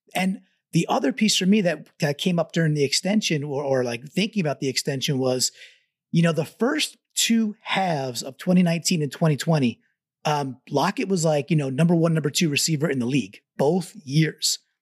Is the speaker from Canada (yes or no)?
no; Long Island, New York, United States; I grew up on Long Island, not too far away from Belmont, Belmont Park